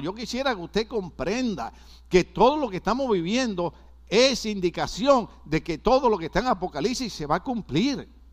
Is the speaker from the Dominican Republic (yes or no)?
no; Puerto Rico; yo soy boricua